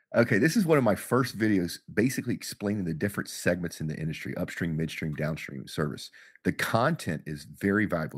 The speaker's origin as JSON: {"language": "English", "region": "Texas", "country": "United States", "said": "I'm from Texas"}